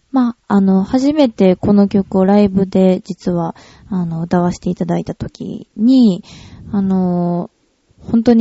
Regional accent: Kyoto, Japan; ああ、京都は、そうですね。どんな街って言ったらいいんやろう。生まれも

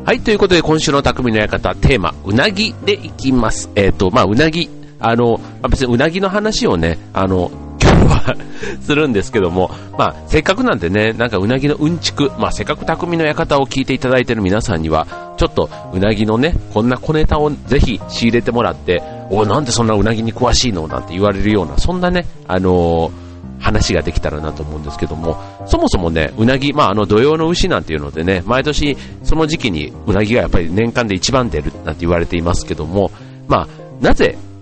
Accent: Osaka, Japan; moved away; 実家が大阪なんで、えっ、と、大阪に家族

